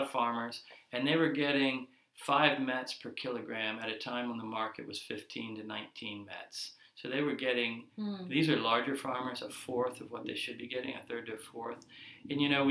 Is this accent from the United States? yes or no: yes; United States; moved away as an adult; now in Mozambique; being an American businessman, a Mozambican business owner, and a resident of Mozambique for 5 years